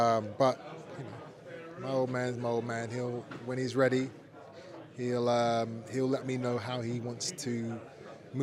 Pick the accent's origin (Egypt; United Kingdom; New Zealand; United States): United Kingdom; Brighton, South East England; we're gonna prepare diligently in England, in my hometown